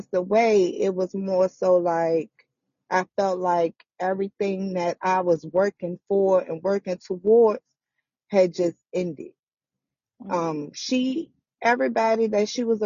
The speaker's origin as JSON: {"language": "English", "town": "Richmond", "region": "Virginia", "country": "United States", "tie": "born or raised there", "said": "I'm from Richmond, Virginia. I was born and raised on the South Side"}